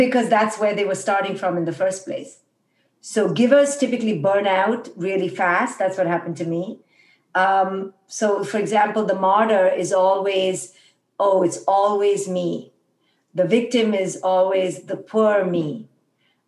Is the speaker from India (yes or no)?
yes; India; moved away; when I was raised in India